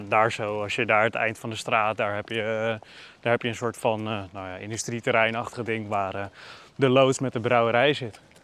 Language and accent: Dutch; Netherlands; also born or lived in Leiden; wij komen uit Nederland